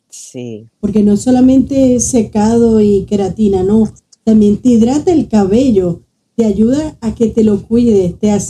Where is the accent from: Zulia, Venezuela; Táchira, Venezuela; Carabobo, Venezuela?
Zulia, Venezuela; Somos maracuchas, porque me considero.